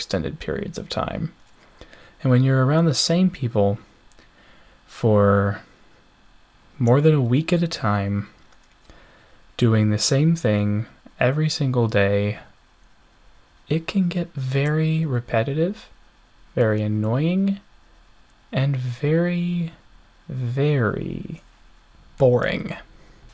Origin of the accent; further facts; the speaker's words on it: United States; I am from the United States